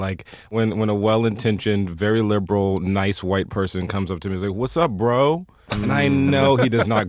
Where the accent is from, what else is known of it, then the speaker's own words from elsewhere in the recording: the South, United States; I'm from the South, so I say y'all.